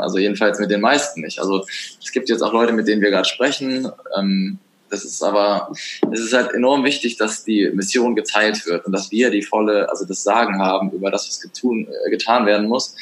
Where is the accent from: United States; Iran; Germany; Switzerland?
Germany; Das war im Harz, äh, da wo ich herkomme